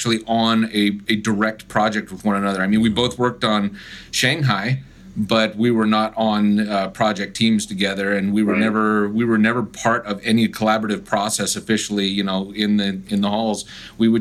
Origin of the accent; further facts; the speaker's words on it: California, United States; moved away as an adult; growing up in California